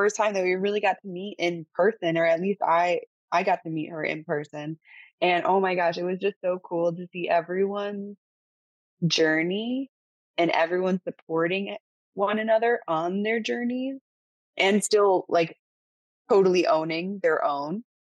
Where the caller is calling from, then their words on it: Cancun, Quintana Roo, Mexico; I am currently calling from Cancun, Mexico.